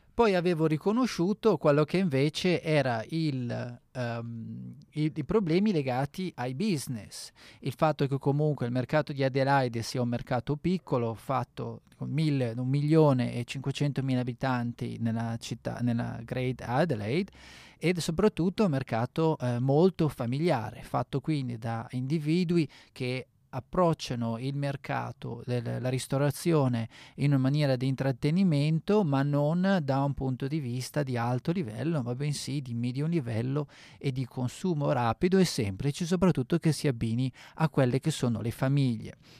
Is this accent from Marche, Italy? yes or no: no; Bergamo, Lombardy, Italy; moved away as an adult; now in South Australia, Australia; sono italiano, eh, vengo dal nord Italia, da Bergamo